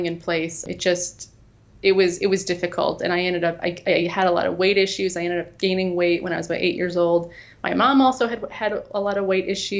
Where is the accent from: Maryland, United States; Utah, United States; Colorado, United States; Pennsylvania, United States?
Colorado, United States; Boulder; moved away; I was born and raised in Boulder, Colorado